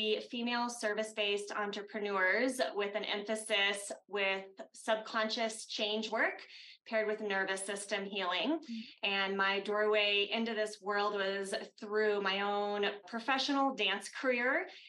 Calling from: Denver, Colorado, United States; I'm coming from Denver, Colorado

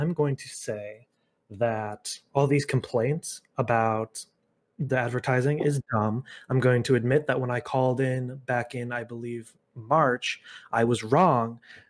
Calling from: Kalamazoo, Michigan, United States; Calling from Western Michigan University in Kalamazoo, Michigan.

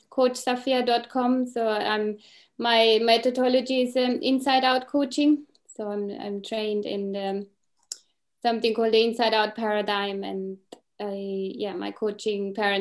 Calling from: Reading, South East England, United Kingdom; I'm joining from the UK in Reading.

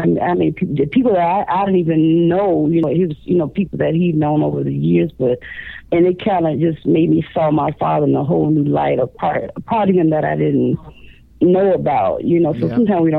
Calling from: Chicago, Illinois, United States; I'm calling from Chicago, Illinois.

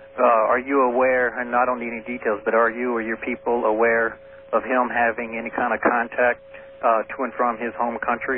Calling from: Kingman, Arizona, United States; I'm calling from Kingman, Arizona.

